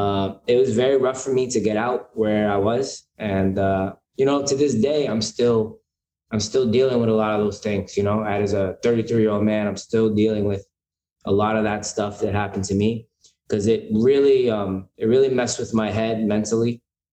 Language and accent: English; Pennsylvania, United States; moved away as an adult; also born or lived in Bronx, New York; now in New York, United States; So I was born in the Bronx. I lived in New York till I was like 5 or 6. I can't really remember. And then I moved to Pennsylvania during like that time, around 6 years old to like I was about 18 or 19.